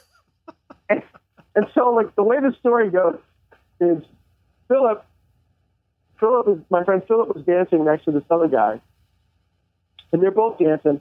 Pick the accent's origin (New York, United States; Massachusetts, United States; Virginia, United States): New York, United States; Long Island; also born or lived in Manhattan; I grew up on Long Island